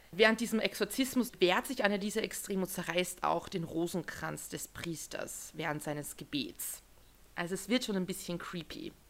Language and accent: German; Austria; Wir sind beide Österreicher